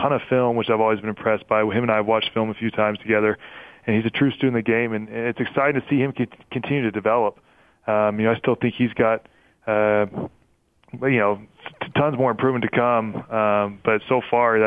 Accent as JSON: {"language": "English", "town": "College Station", "region": "Texas", "country": "United States", "tie": "born or raised there", "moved": "yes", "said": "I grew up in Aggieland"}